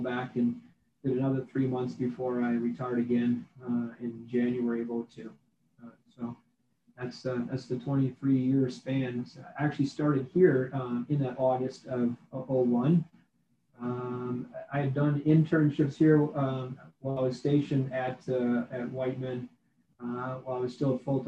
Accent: Wisconsin, United States; moved away as an adult; now in Missouri, United States; I'm originally from Wisconsin. I was in a rural community in Wisconsin. It was where I grew up

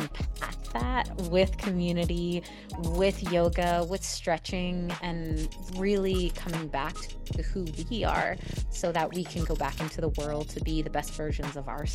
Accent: New York, United States; I'm a New Yorker at heart

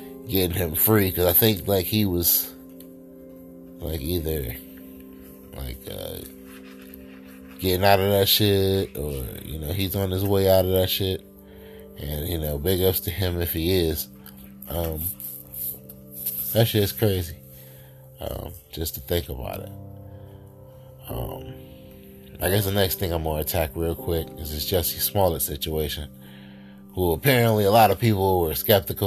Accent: the North, United States; I'm from the North where, you know, it's just different up here

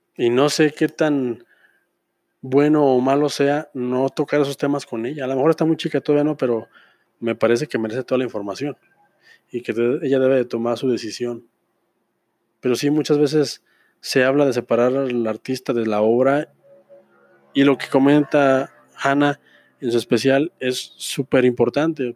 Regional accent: Pabellón de Arteaga, Aguascalientes, Mexico; aquí en mi pueblo, pabellón de Arteaga, el centro del mundo

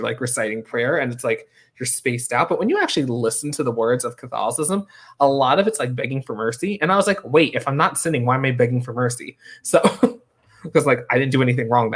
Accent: New York, United States; also born or lived in Hong Kong; I grew up in New York

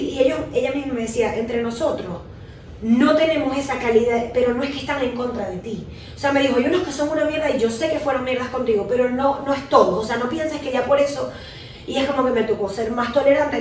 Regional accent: Venezuela; moved away; hay venezolanos de mierda que siempre hemos dicho

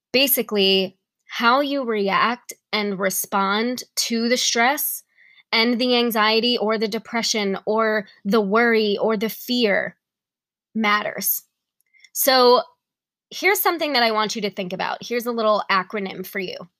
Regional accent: New York, United States; now in Tennessee, United States; I'm from New York

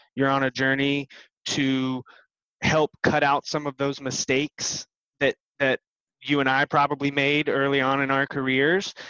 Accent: Bristol, Tennessee, United States; I was born in Bristol, Tennessee

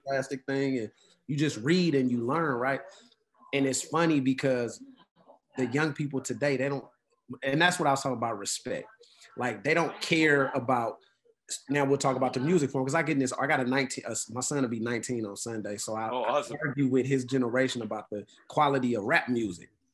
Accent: Oakland, California, United States; I'm from Oakland

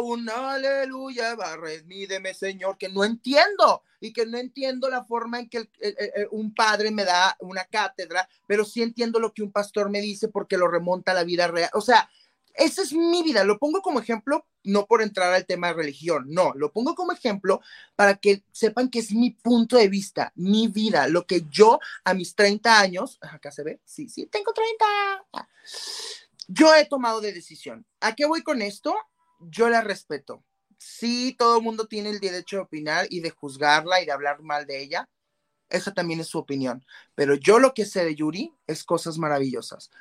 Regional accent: Mexico; más como mexicanos

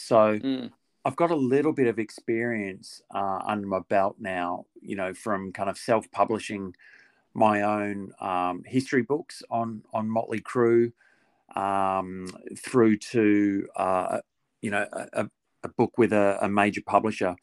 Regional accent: Australia; also born or lived in Perth; now in Melbourne, Australia; me being an Aussie

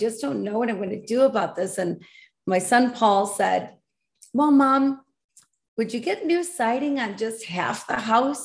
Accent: Grand Rapids, Michigan, United States; I was born and raised in Michigan, Grand Rapids, West Michigan area

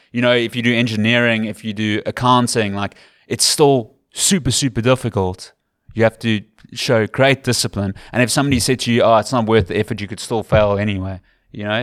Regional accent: Cape Town, Western Cape, South Africa; accent: Western Cape / Capetonian; moved away as an adult; now in Ireland; my accent is too Western Capey. It's too Capetonian

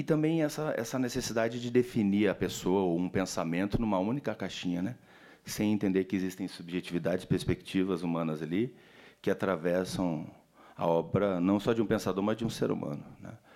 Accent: Brazil; como brasileiro latino-americano

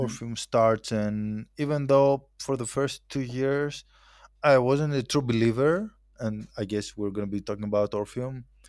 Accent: Athens, Attica, Greece; moved away as an adult; also born or lived in Dubai; I was born and raised in Athens, uh, in Greece.

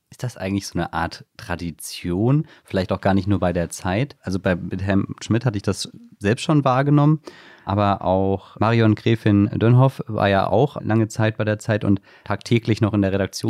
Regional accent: near Wiesbaden, Hesse, Germany; ich komme aus der Nähe von Wiesbaden

